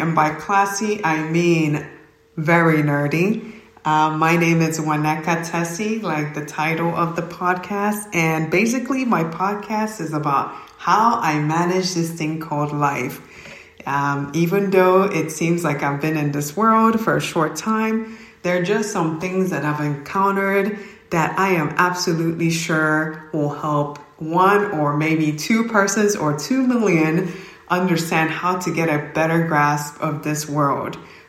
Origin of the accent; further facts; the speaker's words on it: Oka, Ondo, Nigeria; now in United States; I am originally from Nigeria, a small town, not so small. It's called Oka, Nigeria. And my culture will say Kedu for hello. So I moved to the US and I pretty much grew up in both worlds and went to school here, went to college.